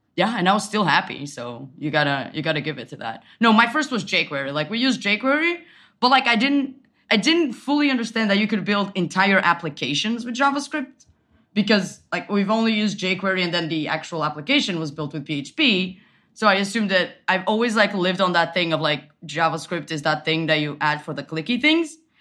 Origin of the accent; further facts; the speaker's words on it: Portugal; moved away as an adult; now in Berlin, Germany; I am from Portugal. I moved to Berlin last year.